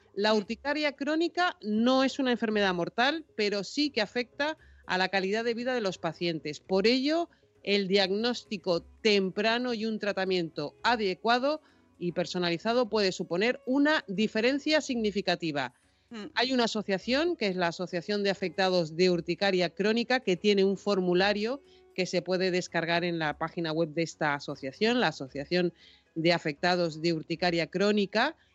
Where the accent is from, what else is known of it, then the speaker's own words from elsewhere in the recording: Tenerife, Canary Islands, Spain; Tenerife, que es de donde yo soy